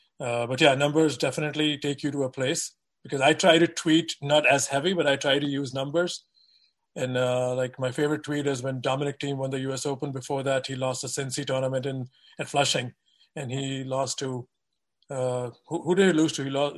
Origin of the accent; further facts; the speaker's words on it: India; moved away; grew up in a very different environment where, you know, there was more, we were reading Tennis Magazine, which was a novelty in India to get one.